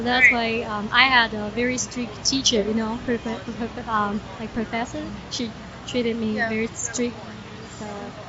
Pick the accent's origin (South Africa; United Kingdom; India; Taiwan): Taiwan; Taichung; moved away as an adult; now in United States; I'm from Taiwan, and the center of Taiwan called Taichung. Yeah, and I was born there. It's straight to the bone, you know, Taiwanese.